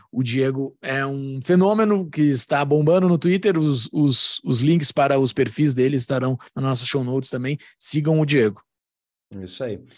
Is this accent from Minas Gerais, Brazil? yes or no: no; Rio Grande do Sul, Brazil; Sim, sou gaúcho.